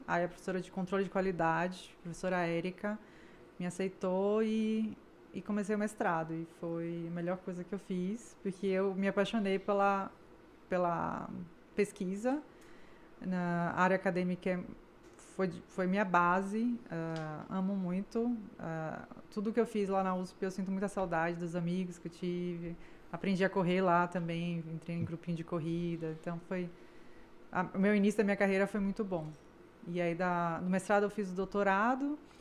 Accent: Salvador, Bahia, Brazil; moved away as an adult; also born or lived in Porto Alegre / São Paulo; now in Canada; Eu nasci em Porto Alegre, me mudei bebezinha para Salvador

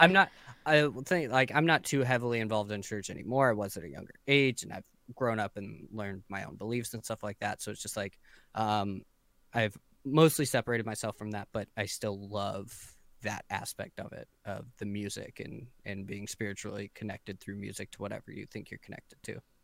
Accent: San Diego, California, United States; I'm from San Diego, uh, just like yourself, but I was born and raised here

